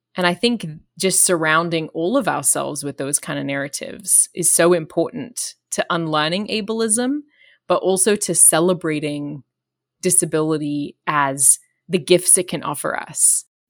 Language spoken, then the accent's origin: English; Australia; I'm Australian